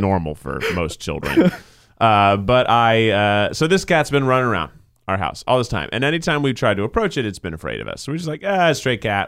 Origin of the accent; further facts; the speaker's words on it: Tennessee, United States; moved away; I grew up in Tennessee